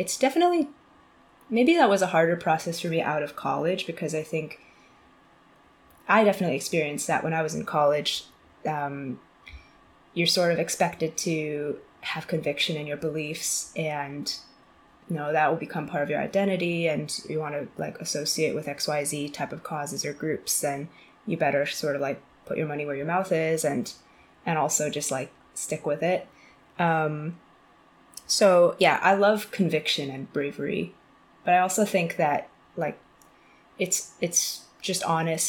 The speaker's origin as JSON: {"language": "English", "town": "Bedford", "region": "Massachusetts", "country": "United States", "tie": "born or raised there", "also_born_or_lived": "China / West Coast / Taipei / San Francisco", "moved": "as an adult", "lives_now": "London, United Kingdom", "said": "So I'm from Boston area originally. Grew up in a suburb of Boston called Bedford, and I spent most of my life there until after high school"}